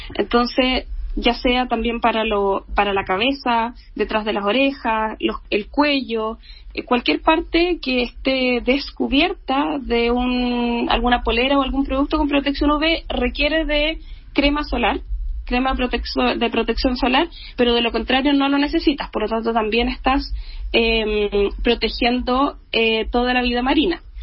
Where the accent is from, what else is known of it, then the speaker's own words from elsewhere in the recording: Valdivia, Los Ríos, Chile; yo soy de regiones, soy de Valdivia